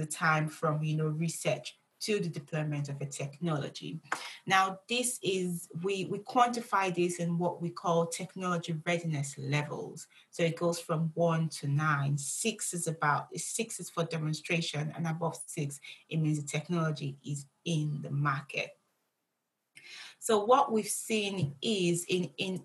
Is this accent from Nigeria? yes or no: yes; Nigeria; I grew up in Nigeria.